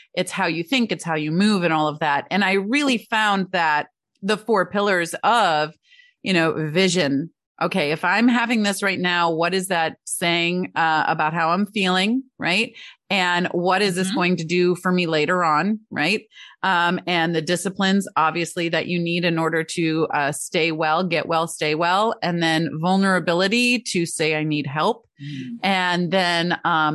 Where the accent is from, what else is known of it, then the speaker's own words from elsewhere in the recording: Michigan, United States; Growing up in Michigan